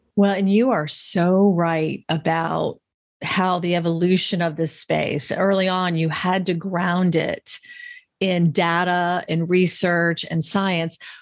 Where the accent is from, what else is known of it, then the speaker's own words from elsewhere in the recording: Florida, United States; I grew up in a really, like, beautiful, wonderful middle class experience in the South. I'm from Florida originally